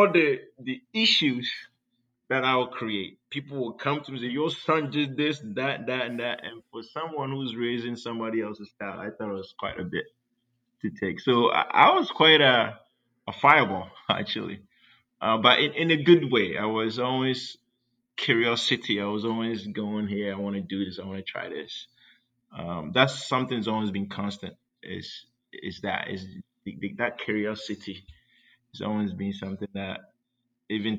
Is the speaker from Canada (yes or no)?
no; Ghana; now in San Diego, United States; I grew up in Ghana, West Africa